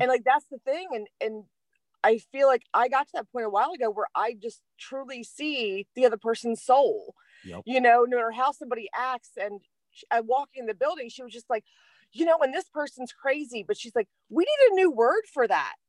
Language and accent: English; Delaware, United States; I'm from Delaware